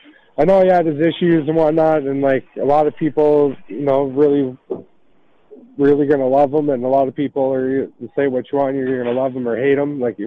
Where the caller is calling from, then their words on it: Canada; I'm just calling from Canada here.